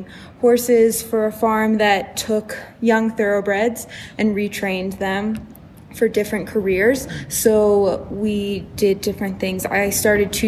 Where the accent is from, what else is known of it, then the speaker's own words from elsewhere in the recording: Maryland, United States; moved away; I grew up in Maryland, which is very much old school English